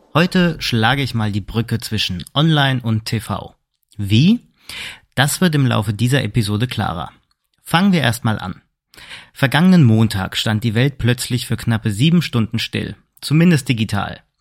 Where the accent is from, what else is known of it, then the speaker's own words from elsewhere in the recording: Germany; bei uns in Deutschland